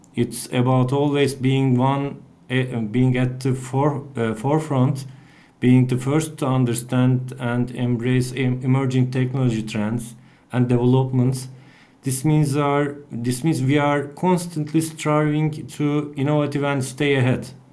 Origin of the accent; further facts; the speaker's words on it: Bursa, Turkey; at the university in my hometown, Bursa.